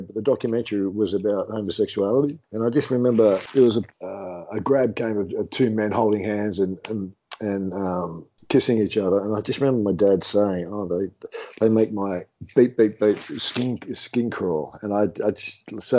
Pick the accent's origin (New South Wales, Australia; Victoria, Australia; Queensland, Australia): New South Wales, Australia; Sydney; also born or lived in London, England; I grew up in a really housing commission, low economic, socially economic type situation. My mum and dad were, I'm English, my mum and dad are obviously English. They came over to Sydney, Australia from London in 1967 as 25-year-olds with 3 kids in tow.